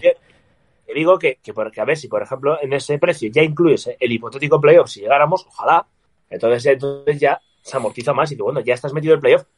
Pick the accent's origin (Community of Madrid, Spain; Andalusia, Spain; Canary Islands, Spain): Community of Madrid, Spain; Madrid; como madrileño